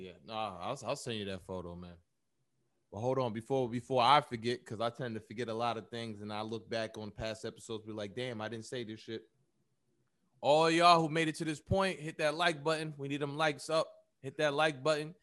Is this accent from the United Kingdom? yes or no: no; United States; us here in America, black people in America, we are American not by choice, but we are still African by blood